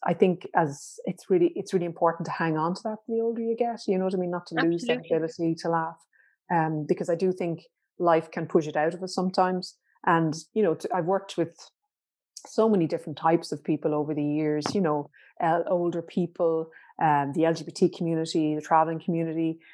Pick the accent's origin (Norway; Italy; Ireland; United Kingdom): Ireland; as Irish people